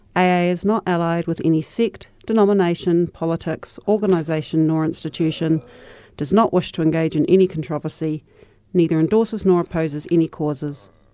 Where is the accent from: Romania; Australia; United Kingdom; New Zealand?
New Zealand; Christchurch, Canterbury; I was raised in Shirley in Petrie Street